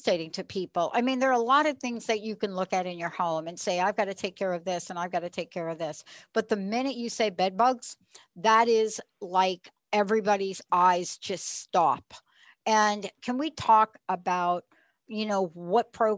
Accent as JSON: {"language": "English", "town": "New York City", "region": "New York", "country": "United States", "tie": "born or raised there", "moved": "yes", "lives_now": "Western Washington, United States", "said": "I'm from New York."}